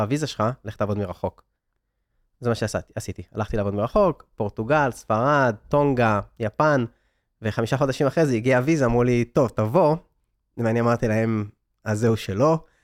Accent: Israel; moved away as an adult; also born or lived in San Francisco; אני בכלל ב-2014 רציתי להגשים את החלום הישראלי, שזה היה, אני יליד 82, הדור שלי גדל על רילוקיישן

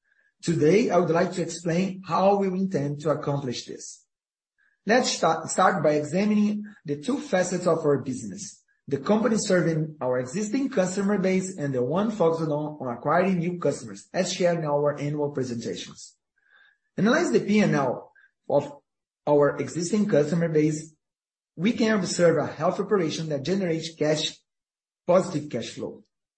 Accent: Brazil; English is a second language; We came from Brazil, we grew up in a place with inflationary recession.

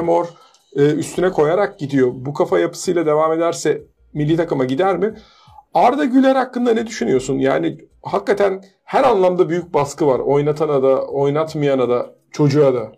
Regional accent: Turkey; biz Türk'üz

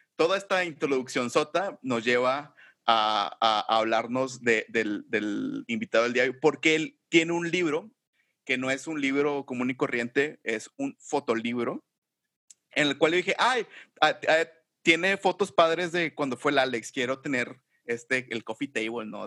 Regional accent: Monterrey, Nuevo León, Mexico; yo no nací aquí en Monterrey yo llegué a Monterrey desde los cuatro años, muy chiquito

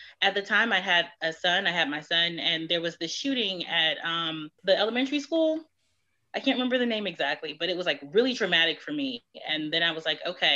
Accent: Detroit, Michigan, United States; moved away; also born or lived in Houston; I'm from Detroit

